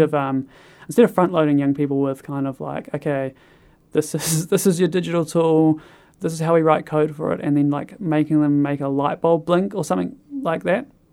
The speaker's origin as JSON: {"language": "English", "area": "Kāpiti Coast", "region": "Wellington", "country": "New Zealand", "moved": "yes", "lives_now": "Christchurch, New Zealand", "said": "I'm originally from the Carpathy Coast in the North Island"}